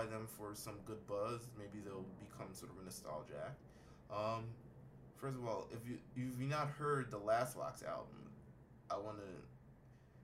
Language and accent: English; New York, United States; As a New Yorker